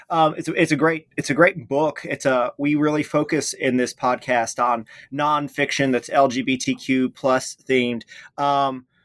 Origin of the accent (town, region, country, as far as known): the South, United States; born or raised there; moved away as an adult; also born or lived in West Tennessee; now in Wisconsin, United States